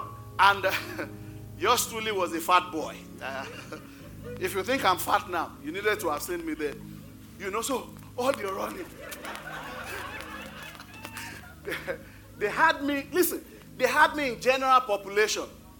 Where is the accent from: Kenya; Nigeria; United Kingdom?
Nigeria; moved away as an adult; now in United States; I came to the United States November 8th. We left Nigeria November 7th.